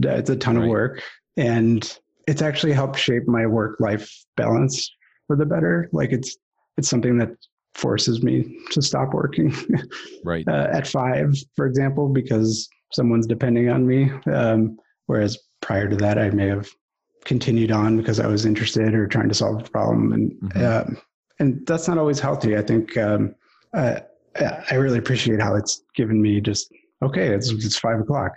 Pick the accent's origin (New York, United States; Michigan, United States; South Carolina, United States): Michigan, United States; Ann Arbor; moved away as an adult; also born or lived in Los Angeles, California; I grew up here in Ann Arbor, Michigan.